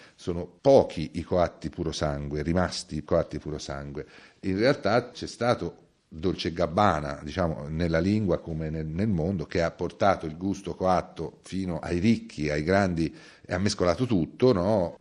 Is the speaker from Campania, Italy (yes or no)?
no; Tuscany, Italy; essere nato e cresciuto in Toscana